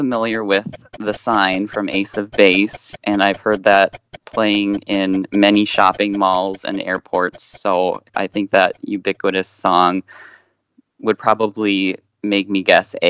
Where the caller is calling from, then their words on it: Moorhead, Minnesota, United States; I'm calling you from Moorhead, Minnesota.